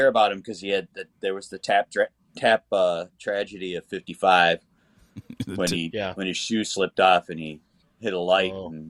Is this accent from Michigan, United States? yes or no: yes; Detroit, Michigan, United States; I was born in Detroit, and I lived in Detroit. I've never lived in that crap-ass Ohio.